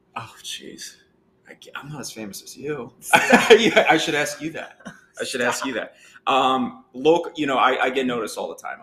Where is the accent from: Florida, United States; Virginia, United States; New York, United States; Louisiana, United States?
New York, United States; Southampton; I'm a true born and raised from Southampton